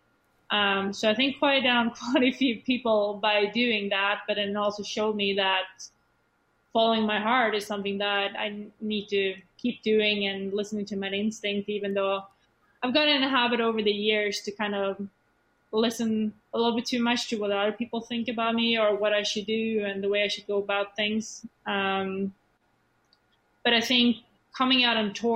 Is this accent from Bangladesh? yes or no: no; Sweden; English is a second language; moved away as an adult; Swedish people in general, we don't like to be different